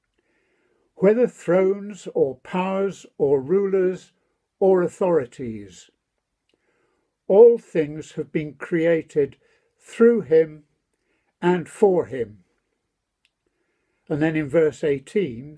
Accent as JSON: {"language": "English", "country": "United Kingdom", "said": "we're British"}